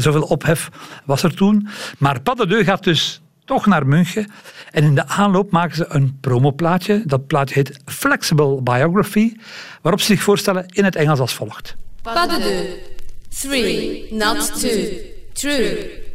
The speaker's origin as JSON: {"language": "Dutch", "town": "Leuven", "region": "Flanders", "country": "Belgium", "tie": "born or raised there", "said": "Leuven, mijn geboortestad"}